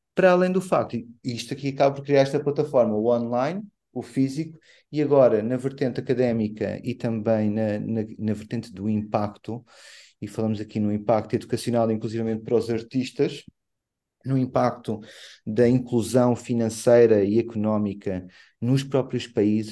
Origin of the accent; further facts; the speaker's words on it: Angola; Como angolano que sou